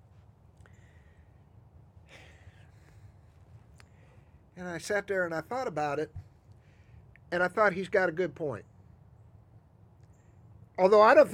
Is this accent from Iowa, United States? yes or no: no; Chicago, Illinois, United States; now in Atlanta, United States; when I was a kid growing up in Chicago